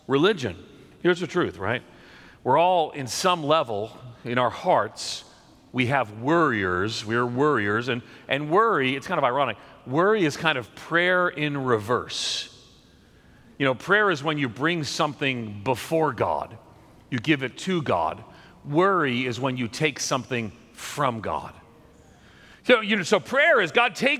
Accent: outside of New York City, United States; I grew up outside of New York City

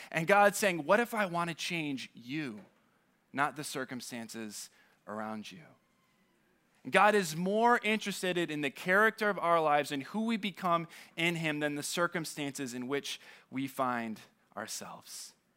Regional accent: California, United States; moved away; I say I'm from California

